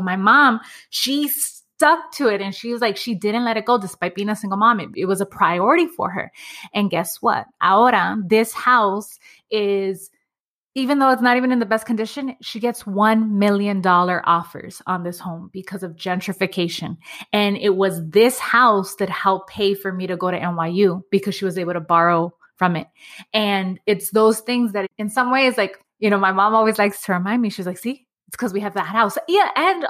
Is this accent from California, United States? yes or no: yes; Los Angeles, California, United States; I grew up in Los Angeles. I grew up in Echo Park.